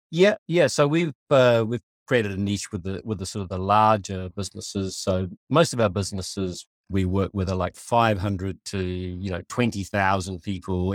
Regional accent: New Zealand; I was born in Aotearoa, New Zealand

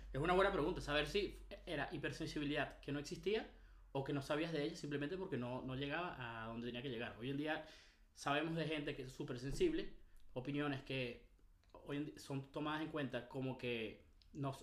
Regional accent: Venezuela; Nosotros como venezolanos

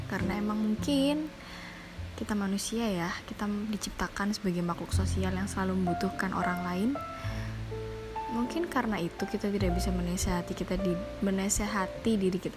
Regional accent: Java, Indonesia; kok bahasa Jawa kok keluar nggak apa-apa karena aku ya orang Jawa

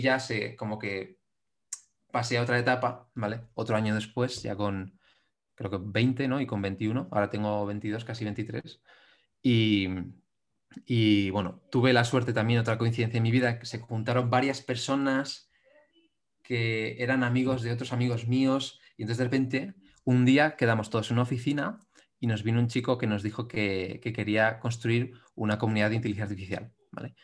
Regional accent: Madrid, Community of Madrid, Spain; soy un chico de Madrid

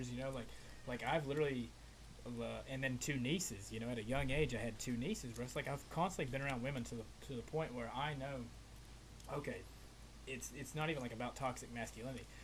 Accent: Appalachia, United States; I'm like an Appalachian American, bro. I was raised in the Appalachian Mountains, where, in a way, like my way of life, like growing up, it was a little bit slower than like like I'm in Florida now

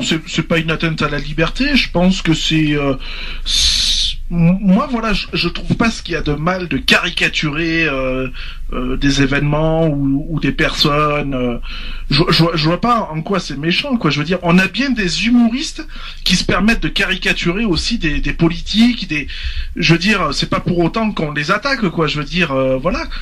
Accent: France; je suis un Français, je défends mon pays, j'aime mon pays

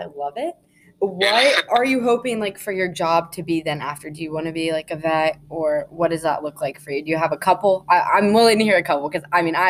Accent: Lancaster, Pennsylvania, United States; also born or lived in New Holland, Pennsylvania; I'm from Lancaster. I live in New Holland, which is like 15 minutes away from Lancaster.

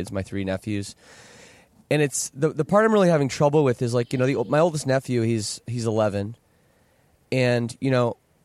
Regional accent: Canada; I'm Canadian

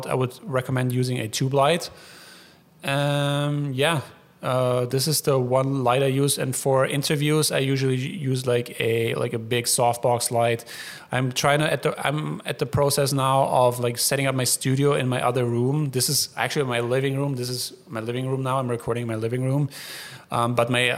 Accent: Allgäu, Bavaria, Germany; moved away; Allgäu is where I'm from in Germany

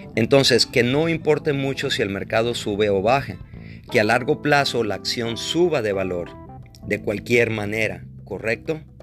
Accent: Mexico; soy mexicano

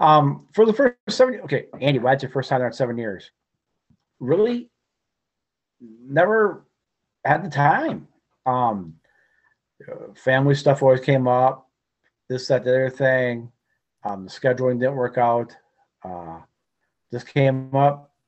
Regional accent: United Kingdom; Being British, it was a little goofy being there at Irish night.

